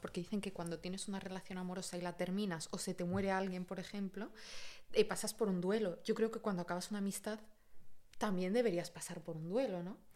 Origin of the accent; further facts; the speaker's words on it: Catalonia, Spain; moved away as an adult; also born or lived in Madrid, Spain; now in Paris, France; viví mucho tiempo en Cataluña